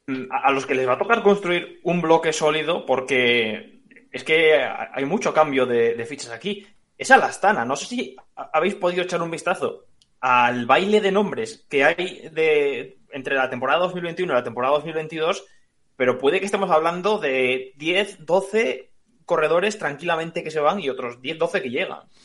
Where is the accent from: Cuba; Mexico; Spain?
Spain; como aficionado español que soy